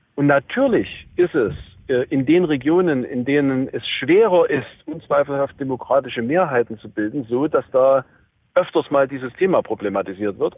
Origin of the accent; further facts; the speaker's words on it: Saxony, Germany; bei uns in Sachsen